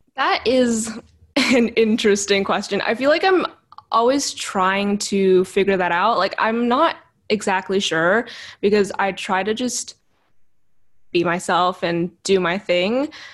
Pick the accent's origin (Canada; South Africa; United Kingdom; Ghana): Canada; Vancouver, British Columbia; I was born and raised in Vancouver, in Canada, which is where I am currently